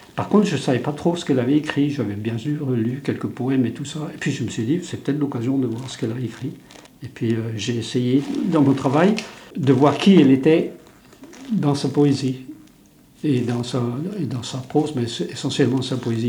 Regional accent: Brittany, France; first language Breton; French is a second language; Je parlais que breton à 6 ans. Je parlais pas un mot de français

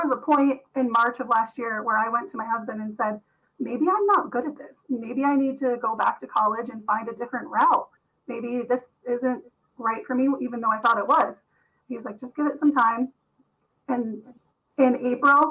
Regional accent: Vermont, United States; I'm born and raised in Vermont

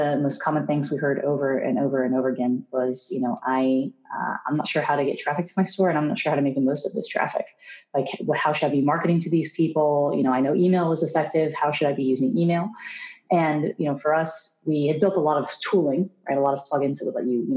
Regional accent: Philadelphia, Pennsylvania, United States; I grew up in the Philadelphia area

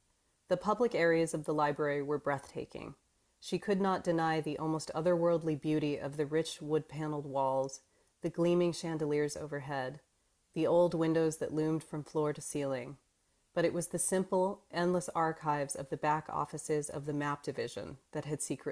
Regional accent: Phoenix, Arizona, United States; I grew up in Phoenix, Arizona

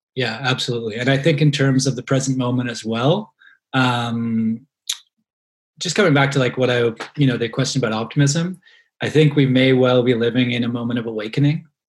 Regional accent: Halifax, Nova Scotia, Canada; moved away as an adult; also born or lived in London, Ontario; growing up in Halifax in the 1990s.

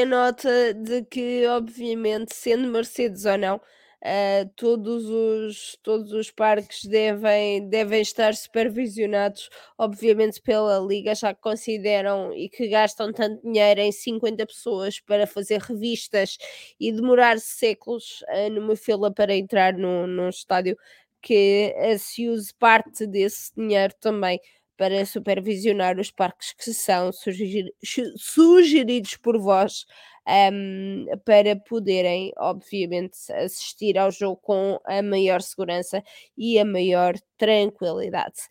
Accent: Oeste region, Centro, Portugal; sendo e tendo crescido ali parte e tendo feito parte da minha adolescência na, na Zona Oeste, conheço muito bem a, zona, a zona de Leiria

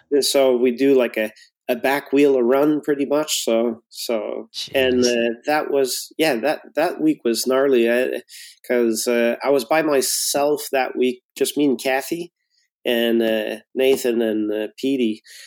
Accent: near Montreal, Quebec, Canada; also born or lived in Bromont, Quebec; west of uh, uh, off of the island of Montreal

